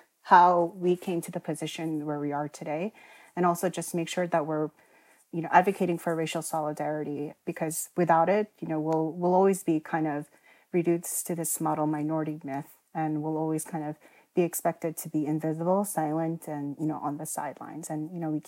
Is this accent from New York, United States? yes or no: yes; Queens, New York, United States; my personal experiences growing up in Queens as part of working class immigrant communities has really shaped my commitment to working in public policy and being a public servant.